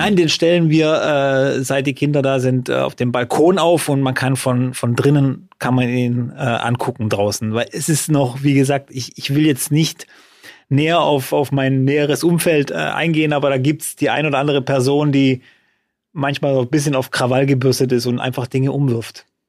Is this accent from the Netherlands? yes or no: no; Freudenstadt, Baden-Württemberg, Germany; in Freudenstadt, in meiner Heimatstadt